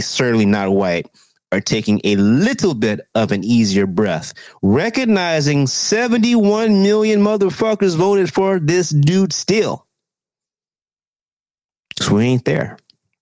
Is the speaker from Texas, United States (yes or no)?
yes; Texas, United States; Texas, my home state